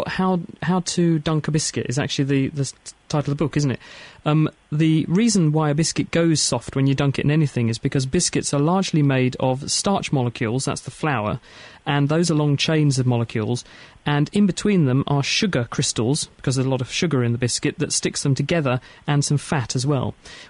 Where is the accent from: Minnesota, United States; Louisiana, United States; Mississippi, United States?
Minnesota, United States; Minneapolis; And I'm from Minneapolis, Minnesota.